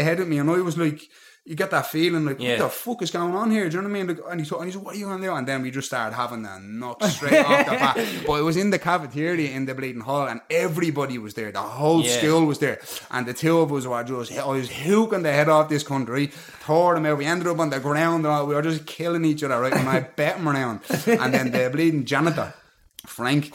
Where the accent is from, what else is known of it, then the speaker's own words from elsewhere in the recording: Dublin, Leinster, Ireland; I grew up mainly in Short Street.